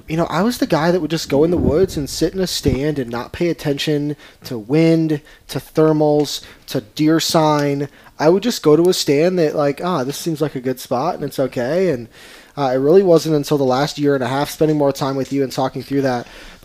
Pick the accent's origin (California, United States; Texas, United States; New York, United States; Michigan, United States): Michigan, United States; moved away as an adult; also born or lived in Georgia; from mid-Michigan, did my undergrad and my doctorate degree there at Central Michigan, and then shortly after that moved down to Georgia for work.